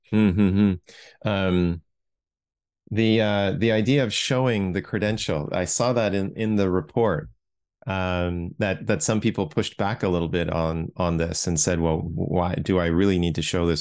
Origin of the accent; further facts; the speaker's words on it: Toronto, Ontario, Canada; I grew up in Toronto